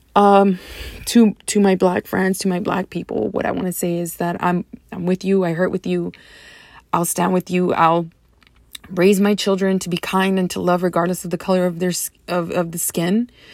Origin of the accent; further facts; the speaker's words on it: Deep South Texas, United States; moved away as an adult; now in San Antonio, United States; I grew up in Deep South Texas, which is predominantly Hispanic, um, culture.